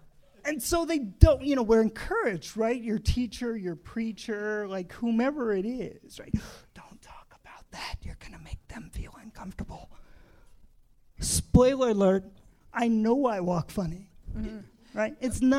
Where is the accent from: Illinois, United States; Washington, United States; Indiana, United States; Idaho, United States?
Indiana, United States; I grew up in Indiana.